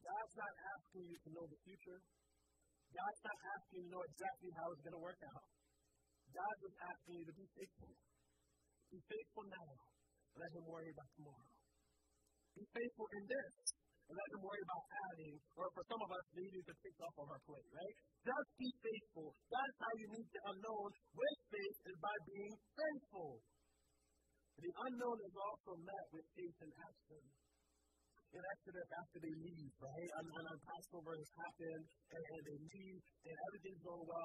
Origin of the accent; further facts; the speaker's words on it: United States; my home country, and I mean the United States of America